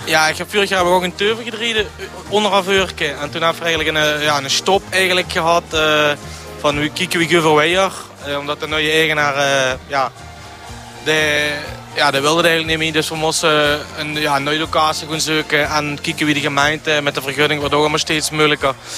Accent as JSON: {"language": "Dutch", "town": "Mesch", "region": "Limburg", "country": "Netherlands", "tie": "born or raised there", "said": "Ik ben afkomstig uit Mesh, geboren en getogen"}